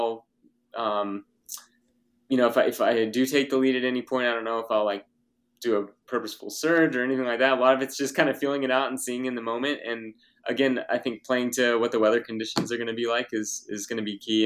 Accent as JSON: {"language": "English", "region": "Texas", "country": "United States", "tie": "born or raised there", "said": "growing up in Texas and the heat"}